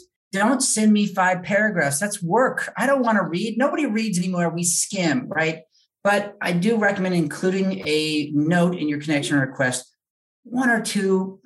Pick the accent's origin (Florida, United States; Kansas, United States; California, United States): California, United States; I grew up in California.